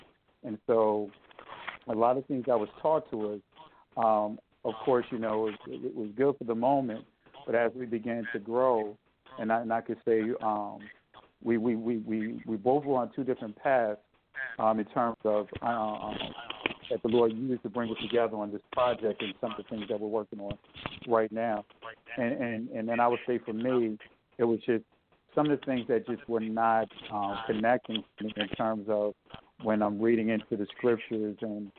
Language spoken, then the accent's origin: English; North New Jersey, United States; I grew up in North New Jersey